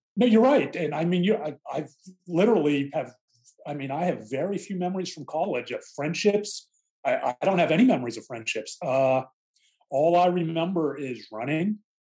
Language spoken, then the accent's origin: English; Mount Lebanon, Pennsylvania, United States; the area I grew up in Mount Lebanon, a, a suburb of Pittsburgh